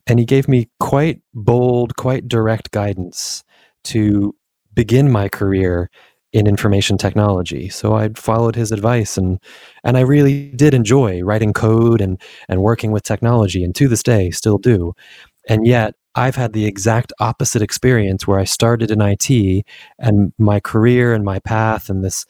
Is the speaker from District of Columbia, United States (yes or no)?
yes; Washington, District of Columbia, United States; born there; also born or lived in South East England, United Kingdom; So I was born in Washington, D.C. and lived around the States for most of my life and career.